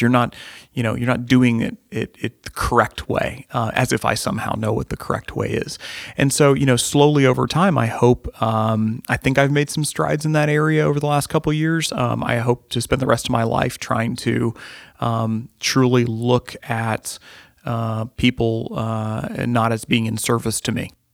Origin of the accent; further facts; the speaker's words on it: Midwest, United States; growing up in the Midwest